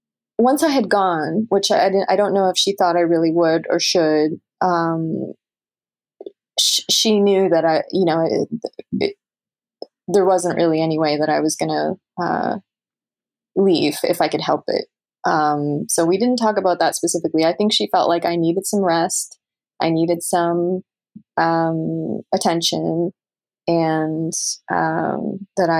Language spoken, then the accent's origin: English; Canada; moved away; as a Canadian